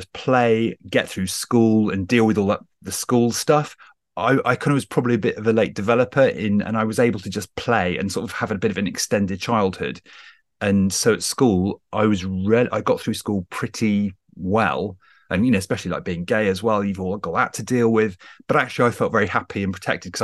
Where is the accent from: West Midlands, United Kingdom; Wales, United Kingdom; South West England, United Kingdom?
South West England, United Kingdom; Wells; also born or lived in Hawley, near London; I grew up in big inverted commas in the West Country, in a little city called Wells